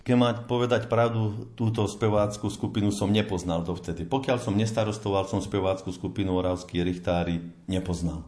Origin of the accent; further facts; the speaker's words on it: Chlebnice, Žilina Region, Slovakia; U nás v Klebniciach je skôr tradícia zborového spevu v kostole